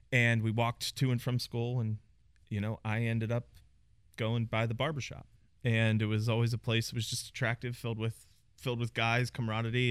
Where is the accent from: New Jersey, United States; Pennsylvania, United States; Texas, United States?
Pennsylvania, United States; Pittsburgh; moved away as an adult; also born or lived in New York; now in Dallas, United States; born and raised in Pittsburgh, Pennsylvania.